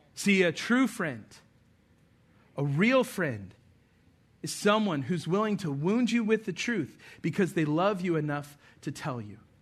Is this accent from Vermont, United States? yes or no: no; Albuquerque, New Mexico, United States; I remember growing up in Albuquerque, New Mexico